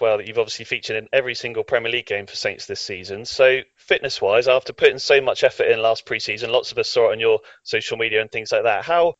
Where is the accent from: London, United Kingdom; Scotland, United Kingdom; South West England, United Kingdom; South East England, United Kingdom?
South East England, United Kingdom; Netley Abbey; As a fellow Netley Abbey lad myself